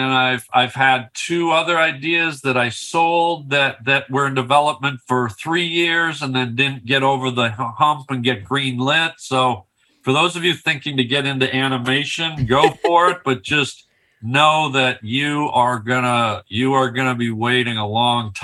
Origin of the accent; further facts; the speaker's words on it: Canada; I'm from Canada